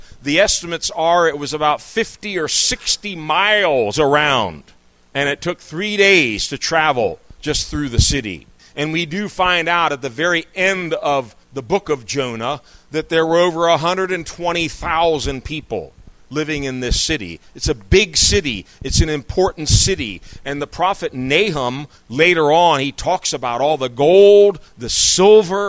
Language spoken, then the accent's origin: English; United States; moved away as an adult; someone who was born and raised in this country. I lived a number of years outside of it, but I'm back here